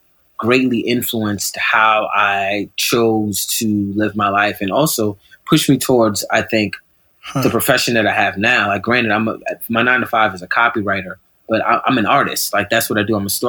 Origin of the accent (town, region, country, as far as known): New York City, New York, United States; born or raised there